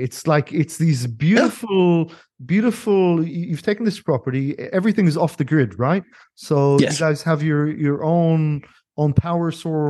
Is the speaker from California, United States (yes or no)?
yes; San Diego, California, United States; So I grew up, so as a kid, I grew up in San Diego for quite a few years.